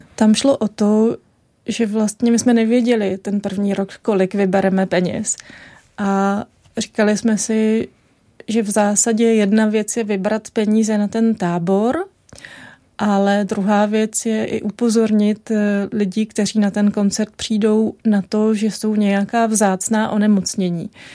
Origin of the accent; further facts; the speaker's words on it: Czechia; jsem byla chudá česká studentka na Erasmu